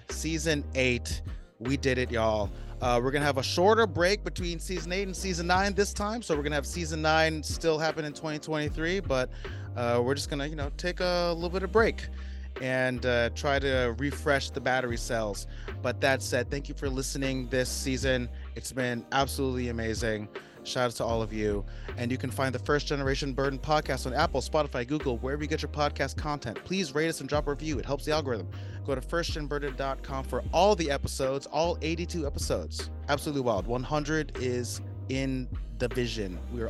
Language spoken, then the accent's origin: English; Philippines; I'm really trying to hold it down, be louder about being Filipino and also owning it with pride